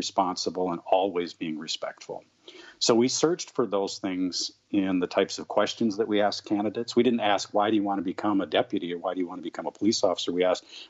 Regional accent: St. Paul, Minnesota, United States; I grew up in St. Paul.

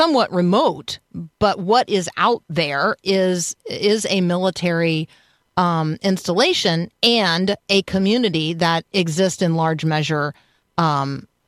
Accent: Tampa, Florida, United States; I grew up in Tampa

